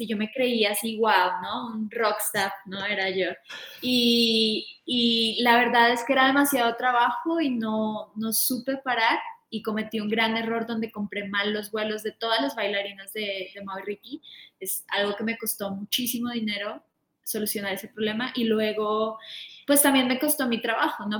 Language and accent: Spanish; Bogotá, Colombia; now in Mexico; yo soy de Colombia, soy de Bogotá